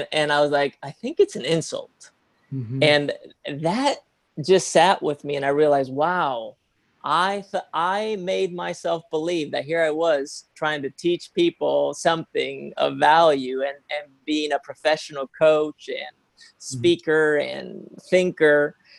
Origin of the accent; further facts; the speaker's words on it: Spain; now in United States; when I came to the US, I came from Spain